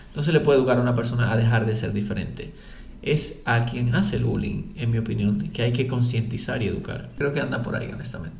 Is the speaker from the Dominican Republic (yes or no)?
yes; Dominican Republic; born or raised there